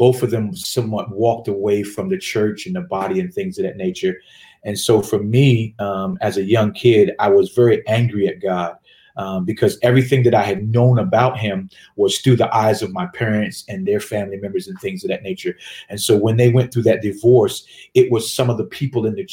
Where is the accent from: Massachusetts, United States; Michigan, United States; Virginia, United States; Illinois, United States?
Virginia, United States; Richmond; moved away as an adult; also born or lived in Delaware / North Carolina; now in Atlanta, United States; we moved to Richmond, Virginia. And upon moving to Richmond, Virginia, that's where I matriculated through a little bit of middle school and high school